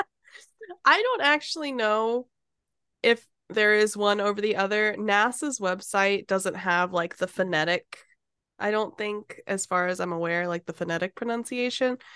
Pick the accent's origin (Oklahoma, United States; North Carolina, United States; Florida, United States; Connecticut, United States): Florida, United States; we get iguana alerts because we're from Florida